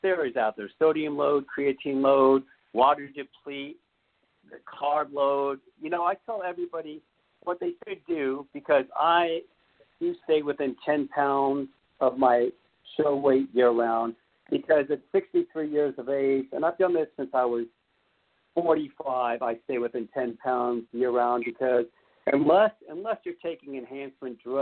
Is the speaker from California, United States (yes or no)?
yes; Beverly Hills, California, United States; I grew up in the most richest state in the world, Beverly Hills, California